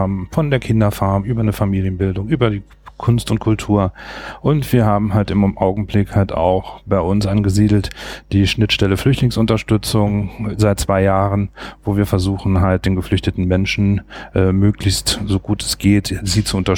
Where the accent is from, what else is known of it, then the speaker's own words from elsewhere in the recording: Saarland, Germany; ich komme aus dem Saarland, bin dort beschäftigt bei der Kreisstadt Saloy